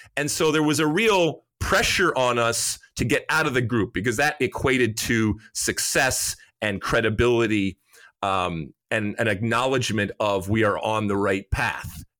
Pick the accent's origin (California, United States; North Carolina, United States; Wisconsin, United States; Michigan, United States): Michigan, United States; Detroit; I grew up in Detroit